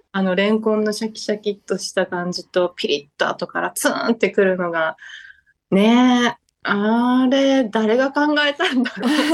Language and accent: Japanese; Yamato, Kumamoto, Japan; moved away as an adult; also born or lived in Tokyo; 私の地元は山間部の方で大和町というところ